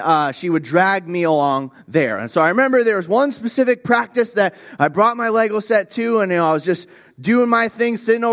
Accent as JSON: {"language": "English", "region": "Florida", "country": "United States", "tie": "born or raised there", "said": "I grew up in Florida."}